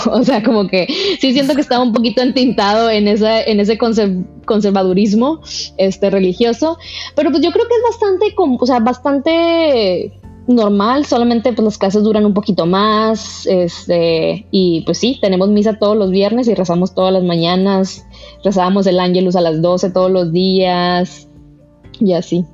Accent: Monterrey, Nuevo León, Mexico; also born or lived in Toluca / Mexico City; crecí en Monterrey, o León, en México, pero a los seis años cambiaron de trabajo a mi papá

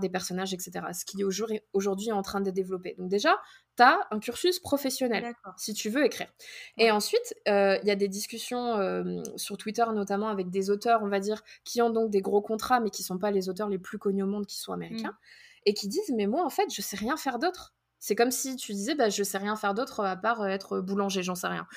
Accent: France; first language French; moved away as an adult; now in Minnesota, United States; on est français

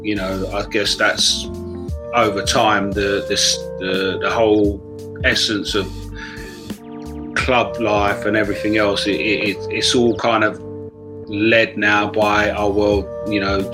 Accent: United Kingdom; growing up in Britain, sort of like in the early 60s

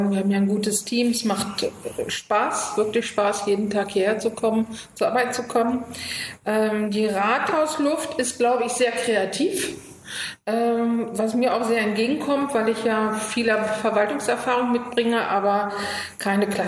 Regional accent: Göttingen, Lower Saxony, Germany; now in Berlin, Germany; Göttingen ist meine Heimat und Spandau ist mein Zuhause.

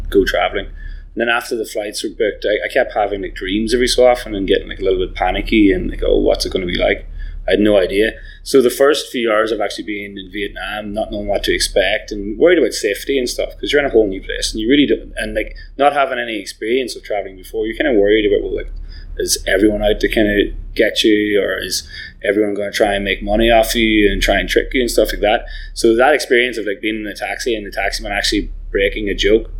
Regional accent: Donegal, Ulster, Ireland; moved away as an adult; also born or lived in Galway, Ireland; now in Canada; I'm from Northwest Ireland. So actually pretty much right on the border with Tyrone.

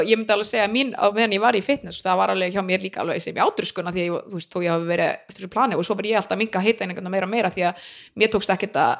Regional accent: Iceland; moved away; ég er frá Íslandi

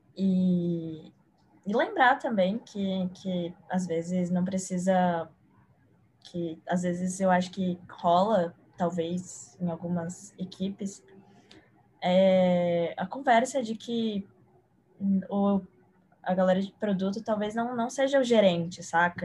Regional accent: São Paulo, Brazil; sou de São Paulo

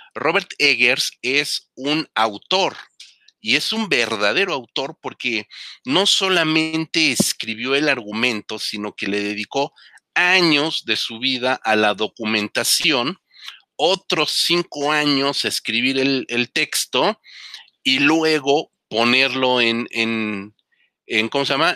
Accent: Mexico; nosotros como mexicanos aquí viviendo en, la ciudad más grande del mundo

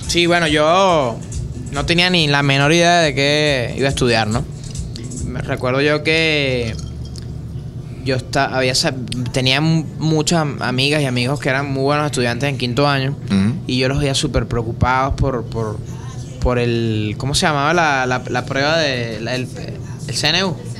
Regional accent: Caracas, Capital District, Venezuela; me crié en el Valle, me crié

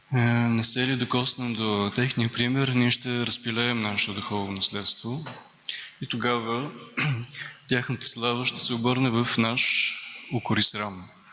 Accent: Bulgaria; сме българи

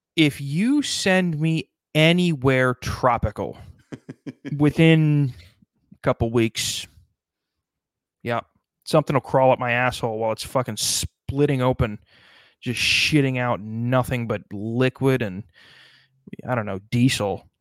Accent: South Dakota, United States; my home state of South Dakota

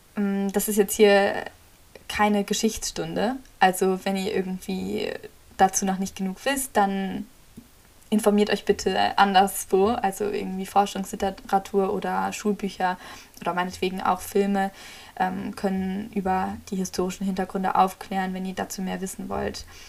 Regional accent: Germany; ich bin auch in Deutschland aufgewachsen

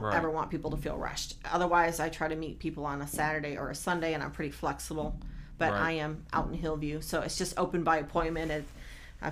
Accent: Michigan, United States; moved away as an adult; I grew up in Michigan, and everything was support local businesses

